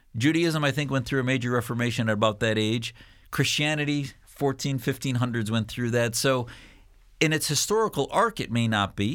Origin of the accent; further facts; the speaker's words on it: United States; as a Muslim, as an American